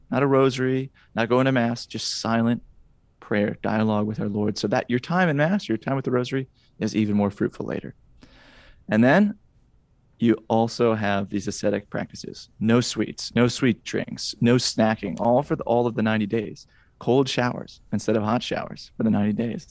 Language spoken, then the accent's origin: English; Wisconsin, United States; now in Indiana, United States; I'm from Wisconsin originally